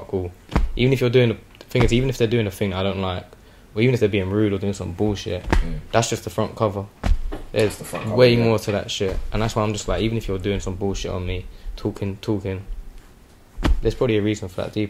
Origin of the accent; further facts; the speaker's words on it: Chingford, London, United Kingdom; So like I'm from Chingford, innit?